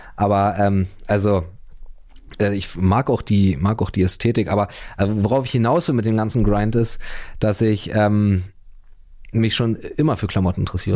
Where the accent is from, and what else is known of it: Berlin, Germany; born or raised there